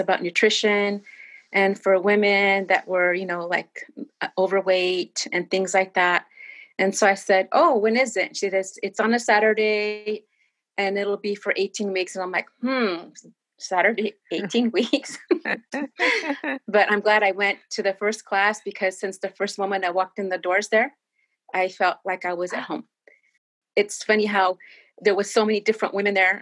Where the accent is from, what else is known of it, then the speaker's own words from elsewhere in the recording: Northern California, United States; now in San Diego, United States; My parents were farm workers here up in Northern California.